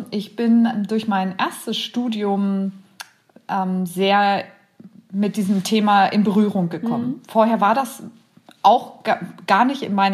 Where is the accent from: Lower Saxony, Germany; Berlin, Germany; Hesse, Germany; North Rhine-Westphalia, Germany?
Lower Saxony, Germany; Braunschweig; ich komme aus Braunschweig